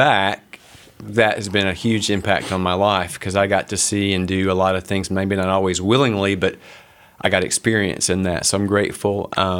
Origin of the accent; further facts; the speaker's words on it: Huntsville, Alabama, United States; now in Princeton, Indiana, United States; So I was born and raised in Huntsville, Alabama